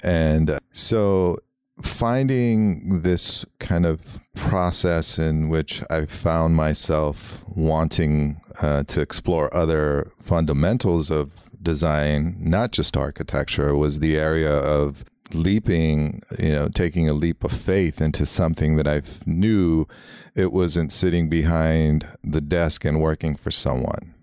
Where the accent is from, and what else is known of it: Los Angeles, California, United States; born or raised there; first language Armenian; English is a second language